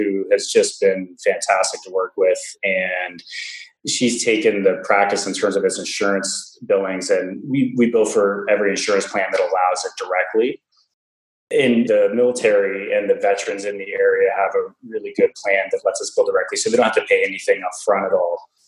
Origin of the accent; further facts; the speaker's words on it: Ontario, Canada; I'm from Ontario in Canada originally, so I moved home after I graduated